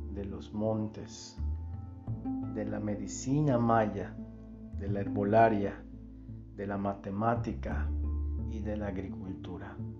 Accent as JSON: {"language": "Spanish", "town": "Valladolid", "region": "Yucatán", "country": "Mexico", "said": "soy de Valladolid, Yucatán."}